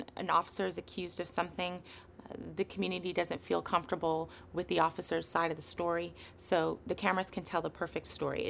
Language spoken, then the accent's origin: English; Oakland, California, United States; I'm from Oakland. My entire family is still in Oakland. I'm from deep East Oakland